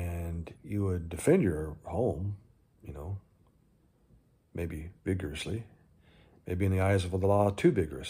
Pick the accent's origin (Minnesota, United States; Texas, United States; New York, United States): Texas, United States; moved away; also born or lived in California; I grew up in Texas